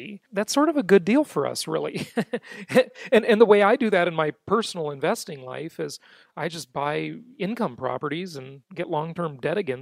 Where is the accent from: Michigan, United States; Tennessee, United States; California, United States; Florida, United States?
California, United States; moved away as an adult; the state of California, my home state that I left last year